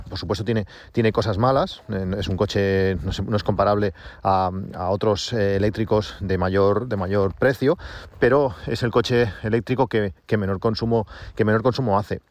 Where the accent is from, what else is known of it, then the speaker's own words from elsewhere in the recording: Reus, Catalonia, Spain; yo soy de Reus